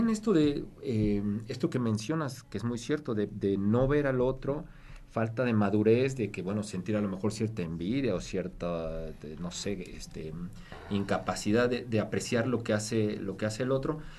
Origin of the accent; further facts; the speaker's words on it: Puebla, Mexico; ¿y no crees que también tiene que ver un poco con la forma en cómo somos los, los poblanos como comunidad?